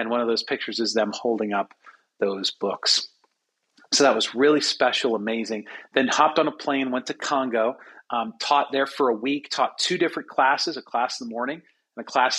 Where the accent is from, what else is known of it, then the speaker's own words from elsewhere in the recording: United States; It's not the best for me to go out there as an American